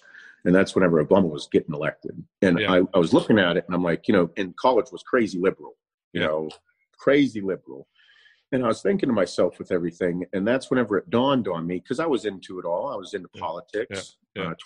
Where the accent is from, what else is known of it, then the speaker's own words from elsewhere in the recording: United States; as an American